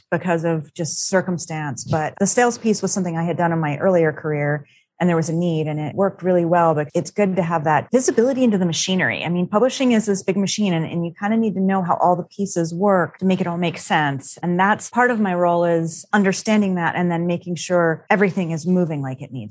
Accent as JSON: {"language": "English", "region": "Florida", "country": "United States", "tie": "born or raised there", "said": "The funny thing is, mostly where I grew up in Florida were urban areas. I was often not that far from the Everglades."}